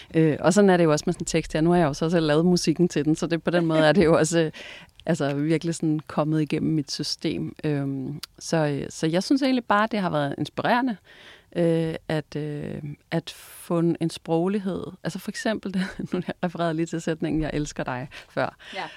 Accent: Vendsyssel, North Jutland, North Denmark Region, Denmark; jeg er vokset op deroppe i Vendsyssel, helt op i øh, Nordjylland, ude ved vestkysten

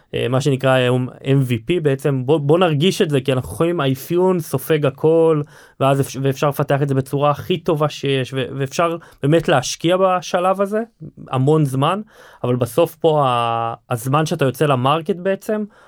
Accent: Hod HaSharon, Central District, Israel; אנחנו חברי ילדות מהוד השרון

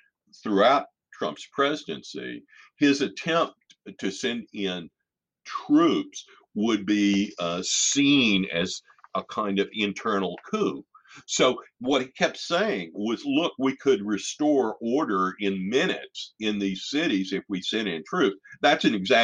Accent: United States; being an American

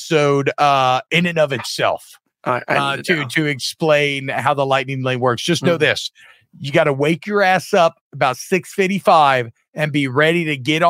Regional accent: Louisiana, United States; I'm from Louisiana

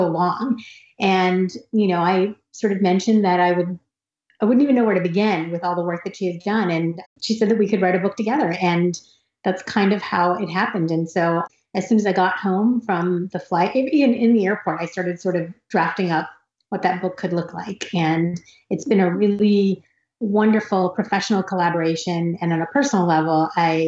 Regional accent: United States; I grew up in America

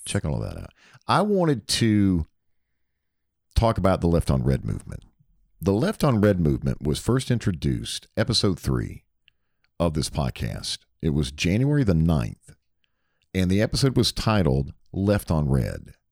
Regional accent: Hickory, North Carolina, United States; now in Alpharetta, United States; I grew up in Hickory, North Carolina, about sixty miles outside of Charlotte

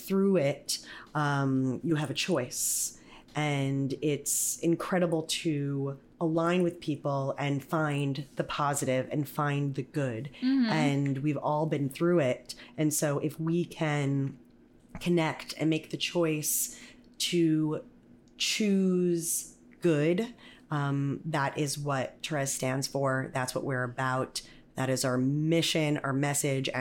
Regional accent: Atlantic Beach, New York, United States; accent: Long Island; I grew up on Long Island

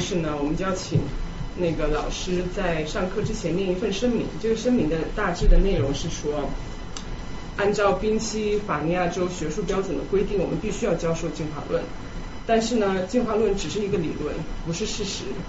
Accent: Chongqing, China; moved away as an adult; also born or lived in Canada; 我自己呢在，在重庆长大，然后大，高中毕业之后我到加拿大读书

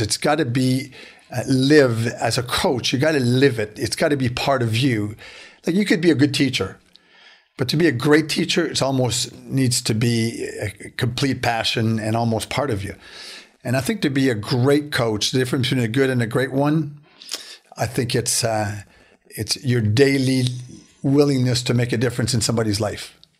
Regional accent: Beaconsfield, Quebec, Canada; I grew up in Beaconsfield in, in the West Island

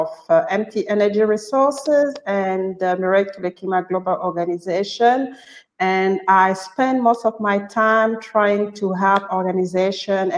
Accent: Gabon; I'm originally from Gabon

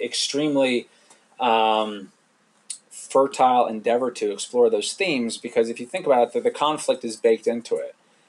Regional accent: London, United Kingdom; now in United States; I grew up abroad. I grew up, you know, I mean, nowhere too exotic, but I grew up in London.

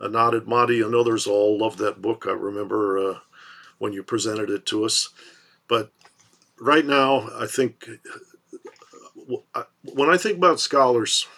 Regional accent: Detroit, Michigan, United States; grown up in Detroit

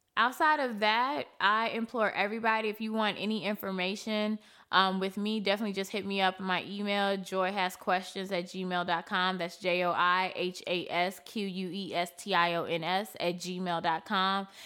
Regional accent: United States; I don't feel American until I leave America

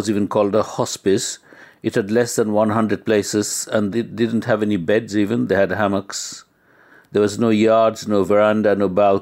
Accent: Kolkata, West Bengal, India; moved away as an adult; now in United Kingdom; I was from Calcutta

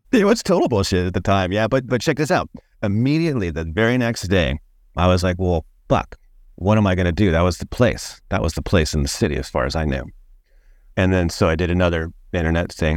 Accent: Long Beach, California, United States; also born or lived in Orange County, California / Santa Cruz, California / San Francisco, California; I grew up in Long Beach, California, actually.

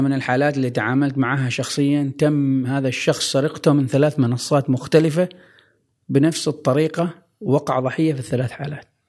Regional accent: Oman; عندنا في عمان

